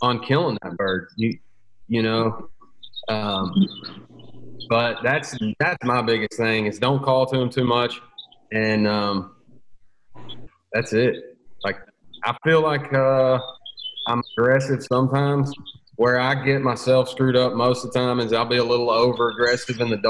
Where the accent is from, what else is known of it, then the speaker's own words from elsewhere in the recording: Maury County, Tennessee, United States; I grew up in Murray County down here on Unali